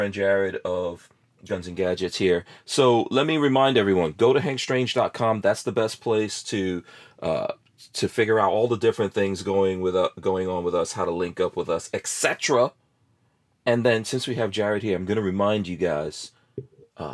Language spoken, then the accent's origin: English; New York, United States; moved away; also born or lived in Guyana; I remember growing up in New York and the snow and everything.